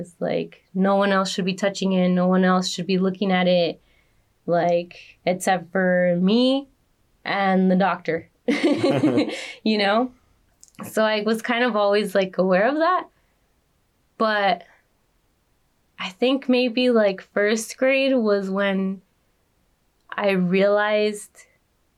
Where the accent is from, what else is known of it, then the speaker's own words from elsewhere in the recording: Los Angeles, California, United States; I grew up in Pacoima